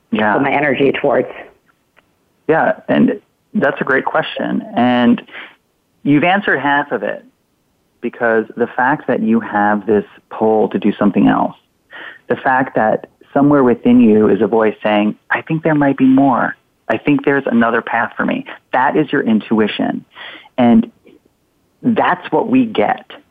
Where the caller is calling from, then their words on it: Massachusetts, United States; I'm calling from Massachusetts.